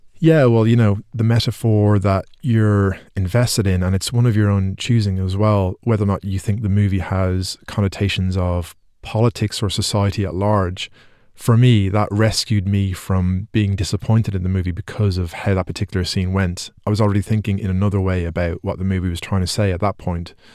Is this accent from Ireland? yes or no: yes; Ireland; because I'm Irish